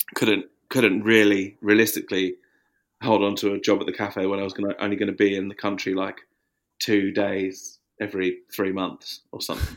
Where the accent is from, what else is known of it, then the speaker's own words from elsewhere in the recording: Watford, East of England, United Kingdom; now in Margate, United Kingdom; when I was growing up in Watford